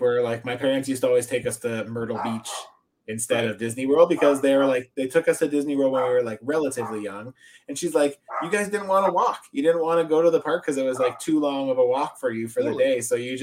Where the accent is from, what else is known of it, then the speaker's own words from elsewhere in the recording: Ontario, Canada; I grew up in Ontario